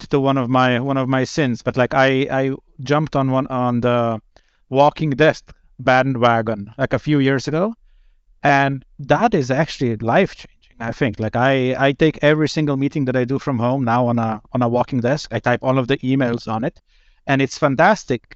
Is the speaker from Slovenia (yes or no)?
yes; Slovenia; moved away as an adult; now in Sweden; I'm originally from Slovenia, but I moved to Sweden, the promised land, in 2013